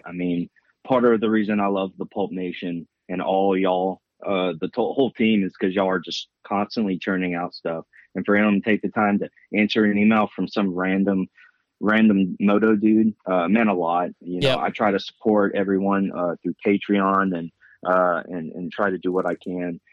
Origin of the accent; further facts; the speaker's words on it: United States; also born or lived in Louisiana / Texas; I grew up, we grew up riding in Louisiana and Texas.